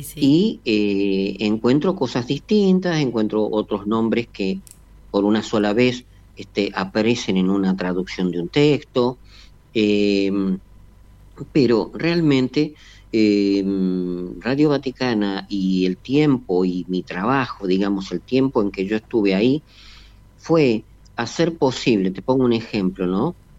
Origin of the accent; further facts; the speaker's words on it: Argentina; acá en Argentina le hemos perdido todo el respeto